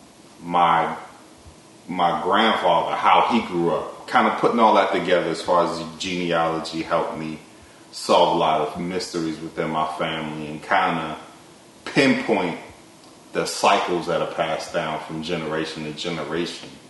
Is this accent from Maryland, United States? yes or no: yes; Baltimore, Maryland, United States; in the 7th grade, where I grew up in Baltimore, the block I grew up